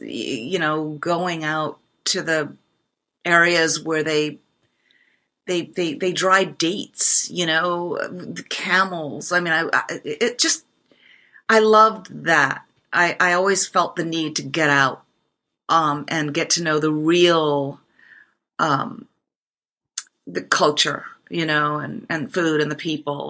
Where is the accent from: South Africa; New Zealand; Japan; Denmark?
Japan; moved away as an adult; now in United States; I grew up in Japan